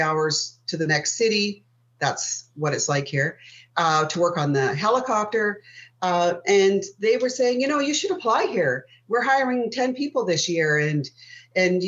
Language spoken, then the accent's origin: English; Sault Ste. Marie, Ontario, Canada; I live in a small city called Sault Ste. Marie, which is in the center of the Great Lakes on the U.S. border. I was born and raised here